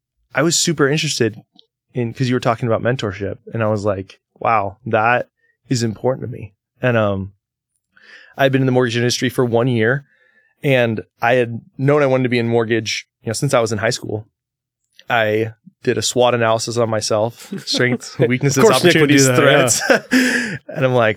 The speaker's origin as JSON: {"language": "English", "town": "Napa", "region": "Oregon", "country": "United States", "tie": "born or raised there", "said": "so I grew up about 14 miles east of Astoria in a town with one blinking yellow light called Napa. Not Napa, California, Napa, Oregon."}